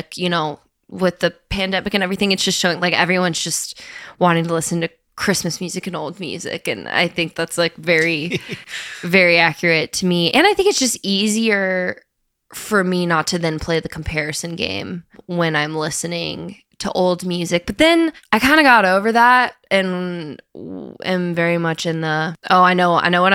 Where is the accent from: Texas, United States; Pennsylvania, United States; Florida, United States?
Florida, United States; also born or lived in Nashville; now in Los Angeles, United States; I grew up in Florida